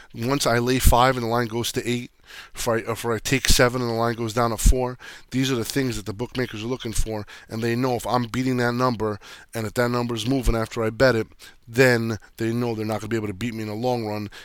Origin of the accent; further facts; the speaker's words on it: New Jersey, United States; I grew up in Jersey